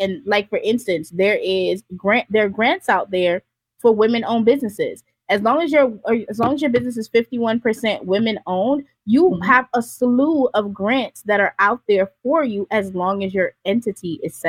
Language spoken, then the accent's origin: English; Jamaica; also born or lived in Florida; Like when I lived in Florida, I lived everywhere. I'm Montana, Florida. I'm from Jamaica.